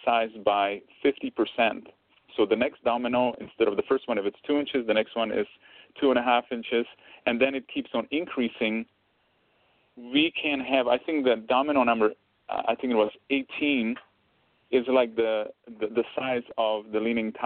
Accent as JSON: {"language": "English", "country": "Czechia", "tie": "born or raised there", "moved": "yes", "lives_now": "Canada", "said": "I grew up around the food, because I'm originally from Czech Republic and we ate different food there"}